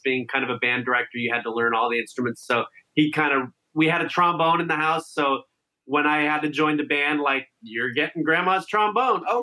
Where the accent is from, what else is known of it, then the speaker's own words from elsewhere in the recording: Santa Clarita, California, United States; grew up in Santa Clarita, which was then called like New Hall or Valencia